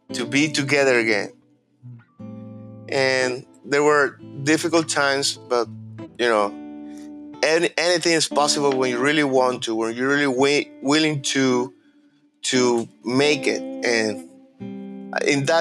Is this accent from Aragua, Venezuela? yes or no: yes; Maracay, Aragua, Venezuela; English is a second language; moved away as an adult; also born or lived in Barquisimeto, Venezuela; now in Coral Springs, United States; I was born and raised in Maracay